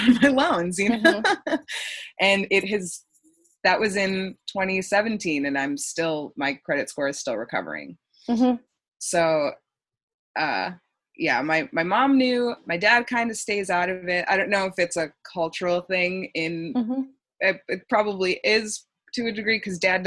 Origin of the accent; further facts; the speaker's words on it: Texas, United States; moved away as an adult; now in Boston, United States; I'm from Texas, and I was in the process of moving across the country